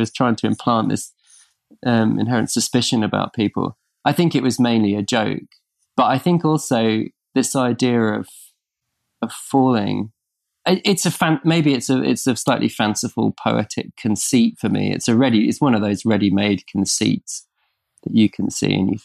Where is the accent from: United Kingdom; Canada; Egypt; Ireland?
United Kingdom; Norfolk, East of England; we grew up in Norfolk in the countryside